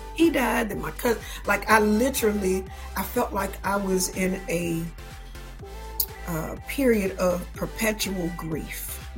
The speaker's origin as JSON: {"language": "English", "town": "Atlanta", "region": "Georgia", "country": "United States", "tie": "born or raised there", "said": "I am from Atlanta, born and raised"}